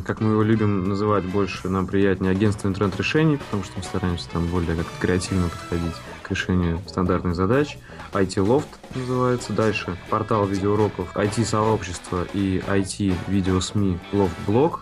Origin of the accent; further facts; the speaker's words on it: Saint Petersburg, Russia; родился в Ленинграде и вырос в Санкт-Петербурге